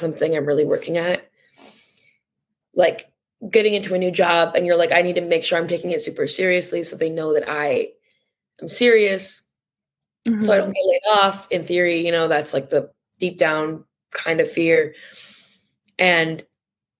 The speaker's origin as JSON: {"language": "English", "town": "Bloomfield", "region": "Michigan", "country": "United States", "tie": "born or raised there", "moved": "as an adult", "lives_now": "New York City, United States", "said": "I grew up in Bloomfield"}